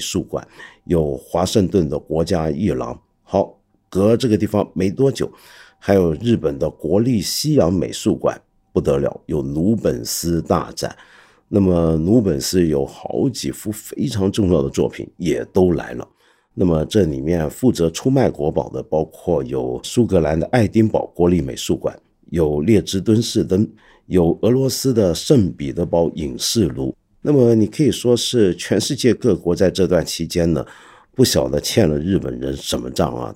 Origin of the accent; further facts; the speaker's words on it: China; 我们大陆这边